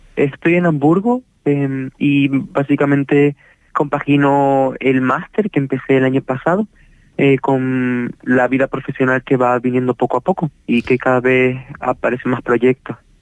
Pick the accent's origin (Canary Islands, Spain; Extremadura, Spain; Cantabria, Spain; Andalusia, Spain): Canary Islands, Spain; nosotros, siendo canarios